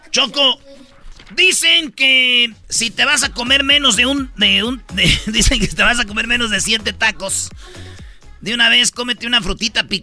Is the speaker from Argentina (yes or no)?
no; Mexico; El shawarma es eh, ya ahorita ya, pues como mexicanos ya le ya es el bistec de puerco metido y sazonado acá con acá con lo que nosotros conocemos como el taco al pastor.